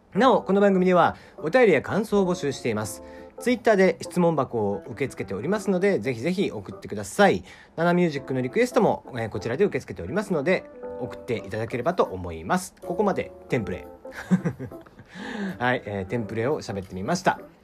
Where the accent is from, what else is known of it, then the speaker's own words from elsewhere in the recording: Kyushu, Japan; なんせ九州人なので